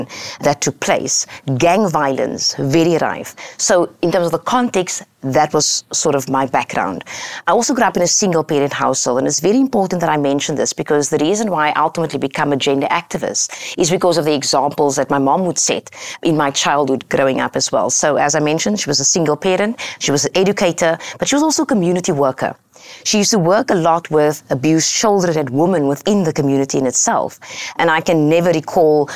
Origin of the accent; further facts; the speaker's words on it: Cape Town, Western Cape, South Africa; I grew up in Cape Town, South Africa